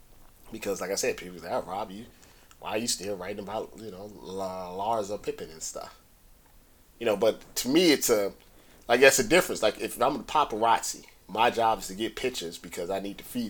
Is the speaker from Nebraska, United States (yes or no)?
no; St. Louis, Missouri, United States; moved away; I'm originally from St. Louis